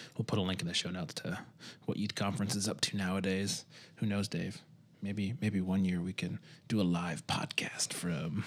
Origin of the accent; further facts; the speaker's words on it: Michigan, United States; where I grew up in Michigan